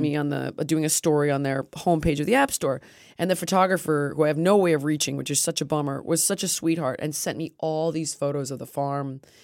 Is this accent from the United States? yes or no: yes; United States; stupid American, which I am